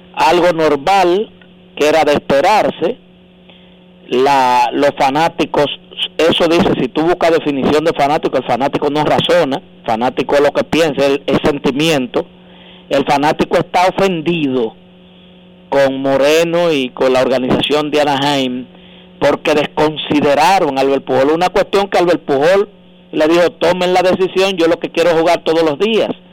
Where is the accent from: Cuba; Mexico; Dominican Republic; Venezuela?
Dominican Republic; somos más dominicanos que, Duarte, Sánchez Mella